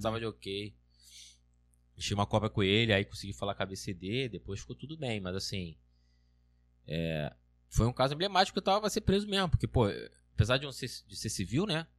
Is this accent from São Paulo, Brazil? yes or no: no; Rio de Janeiro, Brazil; eu sou carioca, eu sou, sou mais acostumado, assim.